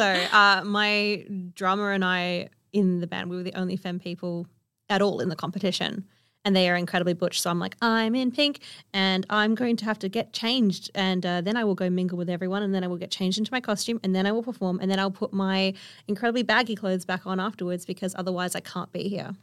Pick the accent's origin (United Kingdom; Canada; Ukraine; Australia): Australia; Kalgoorlie, Western Australia; I grew up on One Cataland in Kalgoorlie